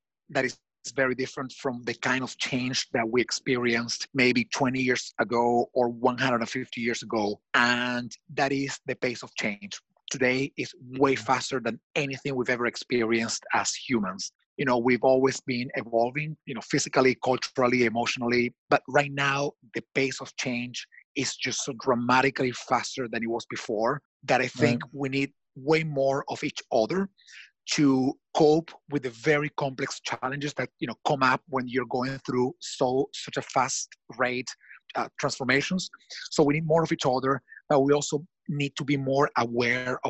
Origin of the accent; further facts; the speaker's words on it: Washington, District of Columbia, United States; Washington, D.C., my hometown.